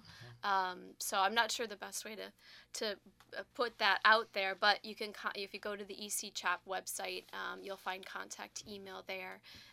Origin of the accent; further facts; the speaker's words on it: outside of Milwaukee, Wisconsin, United States; we grew up together outside of Milwaukee.